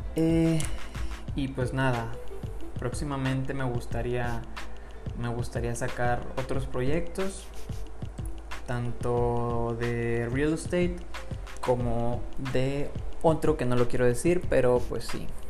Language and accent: Spanish; Monterrey, Nuevo León, Mexico; soy de Monterrey, Nuevo León, México